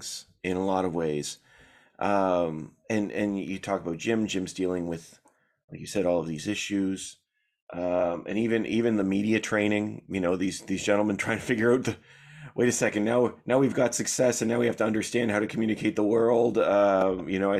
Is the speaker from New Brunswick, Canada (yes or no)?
no; Toronto, Ontario, Canada; I'm from Toronto